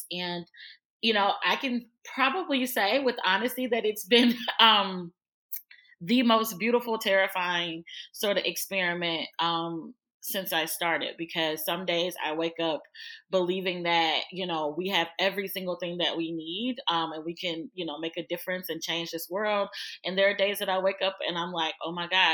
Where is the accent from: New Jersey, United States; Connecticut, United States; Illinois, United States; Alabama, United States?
Alabama, United States; Birmingham; moved away as an adult; also born or lived in Kentucky / Florida; I'm from Birmingham, Alabama. I'm a Southern girl. I was born and raised in the South.